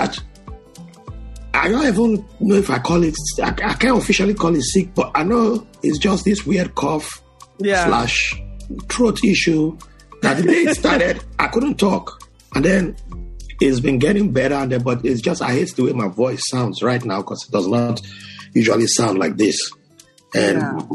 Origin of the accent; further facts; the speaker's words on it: Jos, Plateau, Nigeria; also born or lived in Bayelsa, Nigeria; now in New York, United States; I was born in the beautiful city of Jos